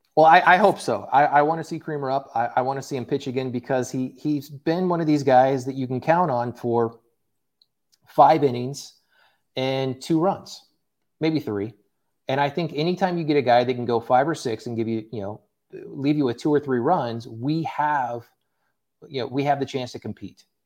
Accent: Tulsa, Oklahoma, United States; moved away; I grew up in Tulsa, Oklahoma

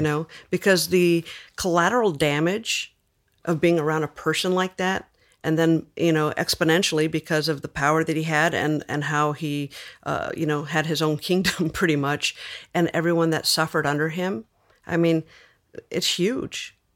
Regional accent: Los Angeles, California, United States; I was born in East L

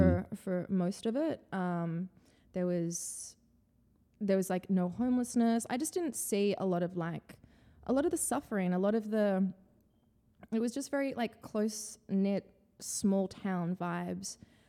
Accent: Byron Bay, New South Wales, Australia; born or raised there; also born or lived in Santa Cruz, California, United States; now in New York, United States

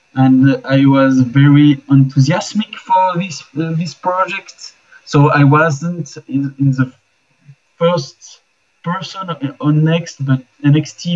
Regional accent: Switzerland; I'm from Switzerland

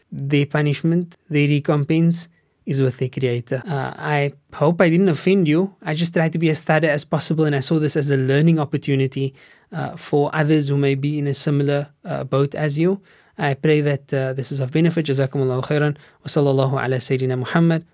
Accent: Cape Town, Western Cape, South Africa; I grew up in Steenburg

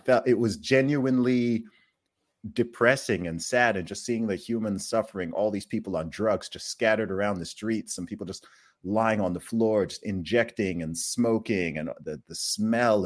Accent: Saudi Arabia; now in UAE; I grew up in Saudi Arabia

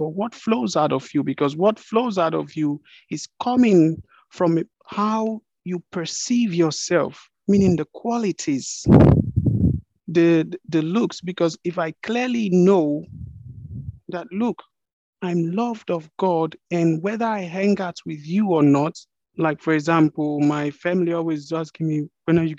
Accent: Nigeria; I am a Nigerian, meaning you can identify me with the geographical location of Nigeria

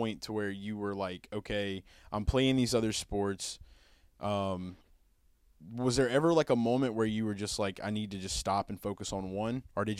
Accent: Hammond, Louisiana, United States; So with growing up in Hammond, man, I mean, like, I know that, you know, other than Southeastern, really, the next place that people are going to be looking at for, like, football is going to be, like, LSU and stuff.

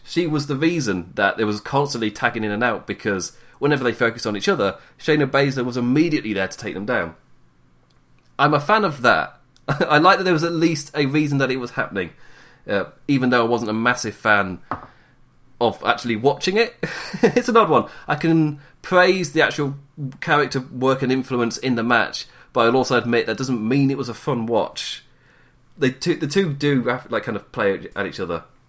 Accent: England, United Kingdom; I am English

